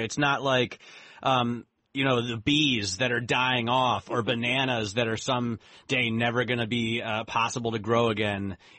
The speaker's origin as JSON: {"language": "English", "town": "Granville", "region": "Ohio", "country": "United States", "said": "I obviously, I'm a Buckeye as well. I'm from Granville."}